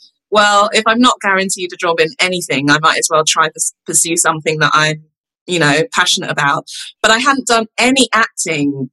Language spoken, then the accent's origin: English; London, United Kingdom; also born or lived in Nottingham; I grew up in London and then, I went to university in Nottingham.